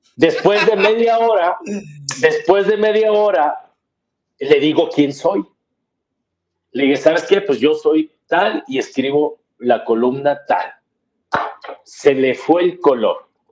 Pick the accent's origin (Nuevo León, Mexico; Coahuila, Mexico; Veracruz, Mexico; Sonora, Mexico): Nuevo León, Mexico; Monterrey; yo siempre he sido de Monterrey, nací en Monterrey, viví en Monterrey